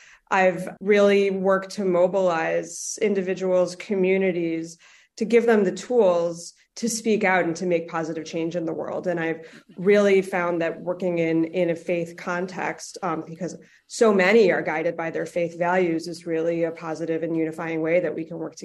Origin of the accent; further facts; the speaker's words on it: Buffalo, New York, United States; moved away as an adult; I actually grew up in Buffalo, New York, which I feel very, very deeply connected to my hometown, and then moved to New York City for college, grew up active in the Jewish community